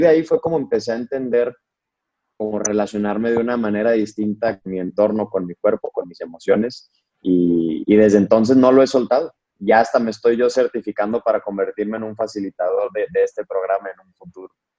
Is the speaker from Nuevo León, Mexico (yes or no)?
yes; Monterrey, Nuevo León, Mexico; also born or lived in Mexico City; yo soy de Monterrey.